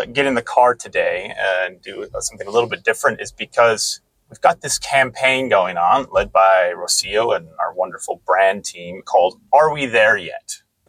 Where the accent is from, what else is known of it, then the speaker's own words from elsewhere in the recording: United States; moved away as an adult; now in Copenhagen, Denmark; I grew up in America where I've driven a lot, as any good American has done.